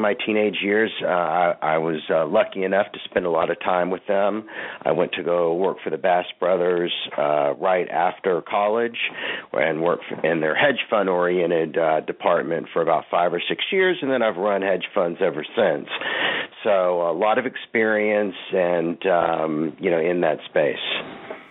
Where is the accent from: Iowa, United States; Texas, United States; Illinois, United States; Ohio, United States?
Texas, United States; Fort Worth; I grew up in Fort Worth, Texas